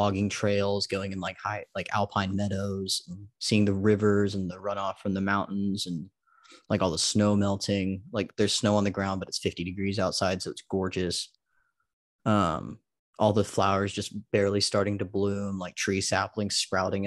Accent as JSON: {"language": "English", "region": "Texas", "country": "United States", "tie": "born or raised there", "said": "we grew up in Texas"}